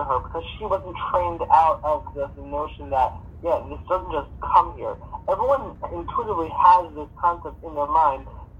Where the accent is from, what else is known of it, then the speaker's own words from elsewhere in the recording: Israel; I'm from Israel and stuff